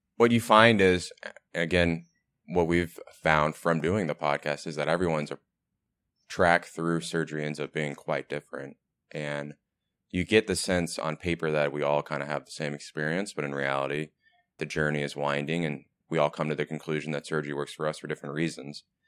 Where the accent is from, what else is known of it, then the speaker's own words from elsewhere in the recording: Texas, United States; moved away; I am from Texas